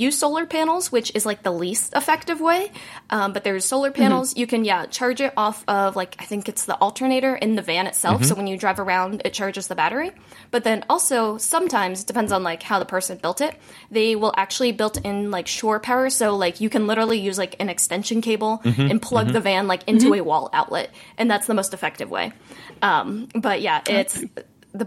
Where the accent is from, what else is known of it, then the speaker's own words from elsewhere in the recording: Indianapolis, Indiana, United States; moved away; I am from Indiana. So like Indianapolis